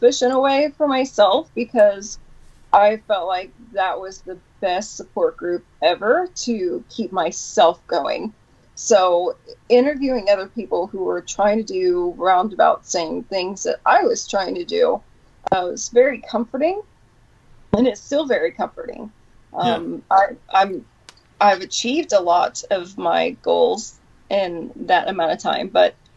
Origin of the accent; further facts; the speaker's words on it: Detroit, Michigan, United States; moved away; also born or lived in Knoxville; originally Detroit, Michigan, Knoxville